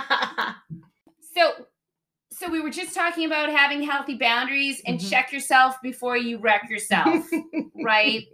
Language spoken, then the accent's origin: English; Boston, Massachusetts, United States; growing up in Boston